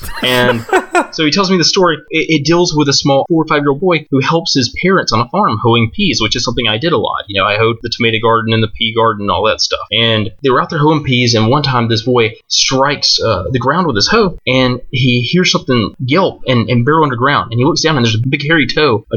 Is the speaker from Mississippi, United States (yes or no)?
yes; Mississippi, United States; I grew up in Mississippi